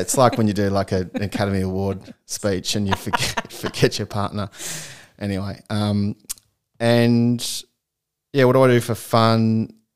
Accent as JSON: {"language": "English", "town": "Melbourne", "region": "Victoria", "country": "Australia", "tie": "born or raised there", "also_born_or_lived": "Chicago", "said": "I was born in Chicago and – I came here when I was three years old, hence why I don't have a US accent. Um, and yeah, I grew up in Melbourne"}